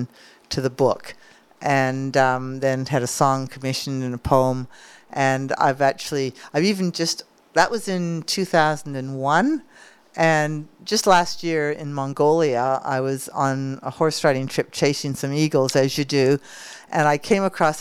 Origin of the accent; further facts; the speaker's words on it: Calgary, Alberta, Canada; moved away as an adult; also born or lived in United States; now in Australia; Growing up in Calgary, Alberta